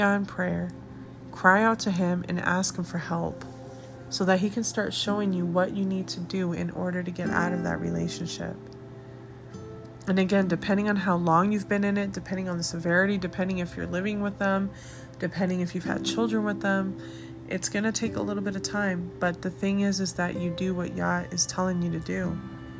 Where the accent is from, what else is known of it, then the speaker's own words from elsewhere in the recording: Arvada, Colorado, United States; now in Colorado Springs, United States; my hometown, which is Arvada, Colorado